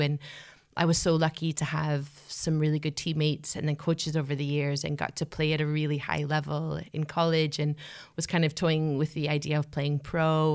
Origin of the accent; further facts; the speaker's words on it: United States; I'm an American